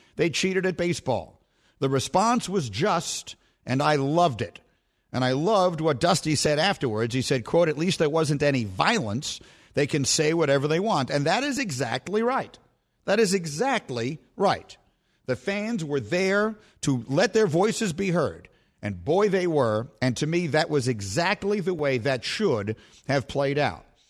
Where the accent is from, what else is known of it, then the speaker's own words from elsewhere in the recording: New York, United States; I was a Knicks fan growing up in New York